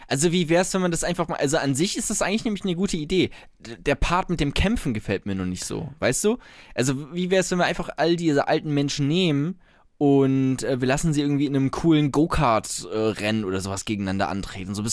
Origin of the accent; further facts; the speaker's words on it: Germany; So, wir, wir wissen doch, wie es läuft als, als Deutsche.